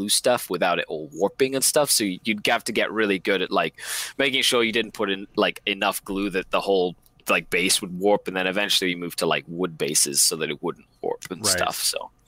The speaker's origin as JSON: {"language": "English", "country": "Mexico", "tie": "born or raised there", "moved": "yes", "lives_now": "Canada", "said": "I mean Mexico, because that's where I grew up."}